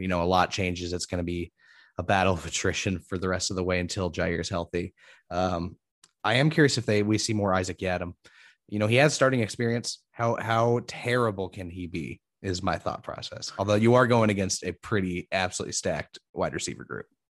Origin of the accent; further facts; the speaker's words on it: Indiana, United States; I'm from Indiana, so I hear about Notre Dame all the time.